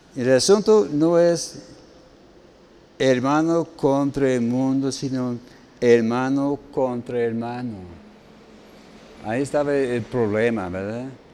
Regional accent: United States; moved away; todos los gringos aquí en el equipo, incluyendo a su servidor

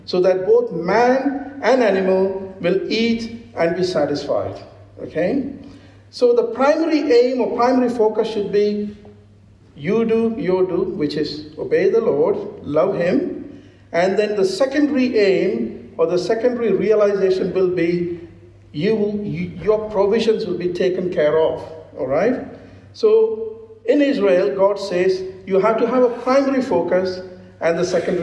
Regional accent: India; I'm an Indian, a cranky Indian

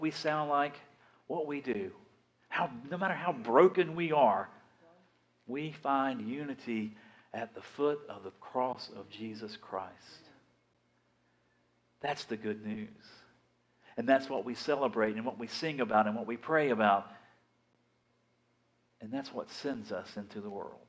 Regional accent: Big Bend of Florida, United States; also born or lived in Dothan / Fort Walton Beach; I'm from the Big Bend of Florida

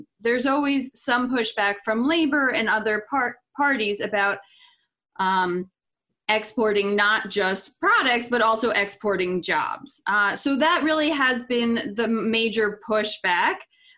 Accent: Florida, United States; I grew up in Florida on the beach, wanted to be a veterinarian, wildlife veterinarian.

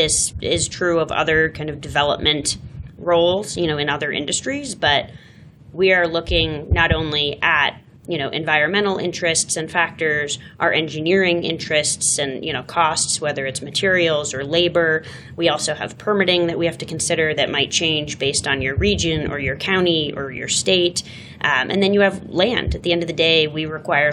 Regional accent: New England, United States; moved away as an adult; also born or lived in Boston / San Francisco; now in Denver, United States; I grew up in New England, went to school in Boston, spent some time in San Francisco, and then came to Denver

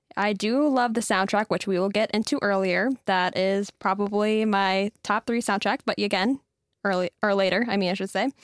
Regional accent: Mobridge, South Dakota, United States; moved away as an adult; now in Gettysburg, United States; I grew up in Mobridge, South Dakota, and I just moved to Gettysburg about a year ago

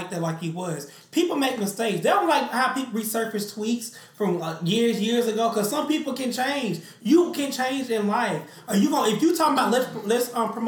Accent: United States; I'm an American.

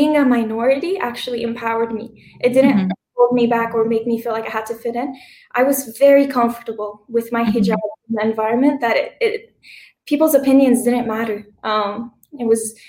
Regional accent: Hamilton, Ontario, Canada; moved away as an adult; also born or lived in Lebanon; I was born and raised in Hamilton in Canada most of my life

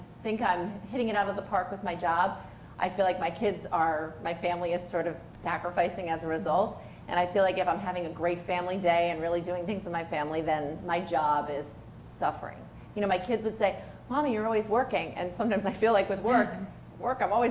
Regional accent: Albany area, New York, United States; I actually got an offer from the Times Union, which is pretty much in my hometown

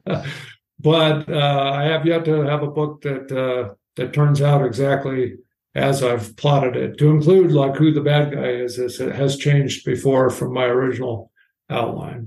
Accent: Washington, United States; I grew up in Washington State, uh, mostly on the west side at the, in the Olympic Mountains.

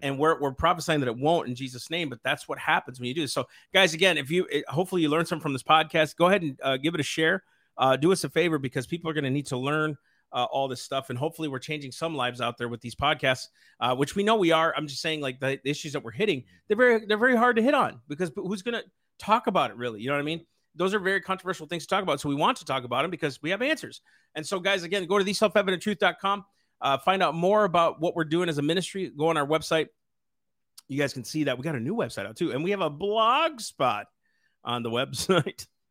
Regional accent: Sleepy Eye, Minnesota, United States; I grew up in Sleepy Eye, I, uh, North Sleepy Eye represented

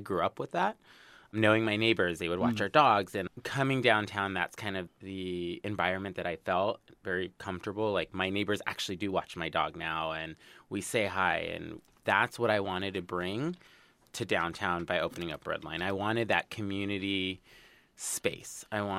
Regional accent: Los Angeles, California, United States; born and raised in Los Angeles zip code, not the Valley

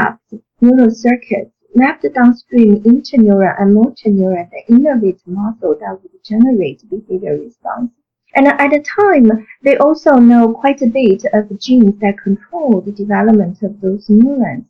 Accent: China; moved away as an adult; I grew up in China

